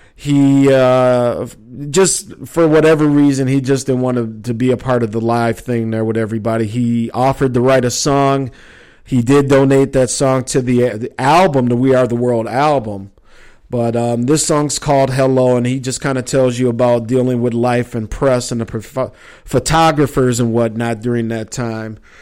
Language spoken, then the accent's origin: English; Minneapolis, Minnesota, United States; also born or lived in Chicago; growing up in Minneapolis